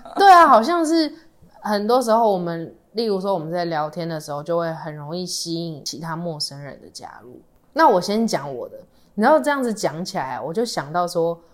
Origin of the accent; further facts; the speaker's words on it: Tainan, Taiwan; 因为我们是台南人的关系嘛